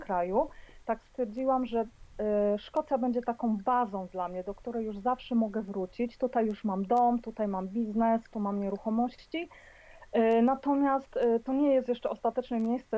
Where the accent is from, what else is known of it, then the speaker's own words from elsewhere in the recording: Poland; moved away as an adult; now in Edinburgh, United Kingdom; wyjechałam z Polski E, no ponad 20 lat temu